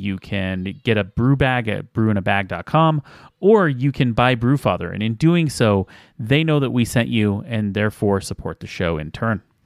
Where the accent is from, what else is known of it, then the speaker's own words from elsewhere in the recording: Salt Lake City, Utah, United States; I'm from Salt Lake